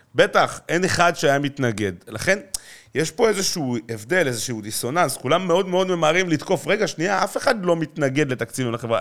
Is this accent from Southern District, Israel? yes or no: no; Jerusalem, Jerusalem District, Israel; אני ירושלמי, אה, דרך אגב, אה, מצד אחד דור שישי בירושלים